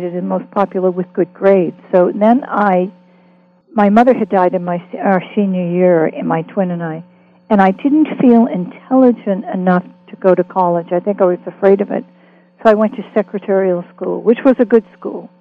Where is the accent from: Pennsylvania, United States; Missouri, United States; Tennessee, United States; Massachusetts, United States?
Massachusetts, United States; Boston; moved away; also born or lived in Los Angeles; I grew up in West Roxbury, Massachusetts